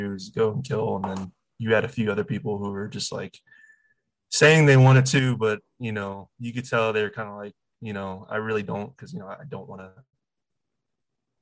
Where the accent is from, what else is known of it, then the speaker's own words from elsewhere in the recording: Virginia, United States; I am from Virginia